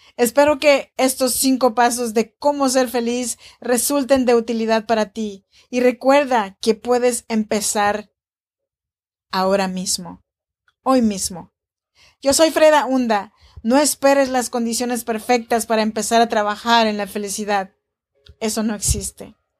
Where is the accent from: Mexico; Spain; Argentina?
Mexico; Oaxaca; now in Sacramento, United States; Soy nacida en Oaxaca, México, en la región chinanteca. Y te saludo cordialmente desde Sacramento, California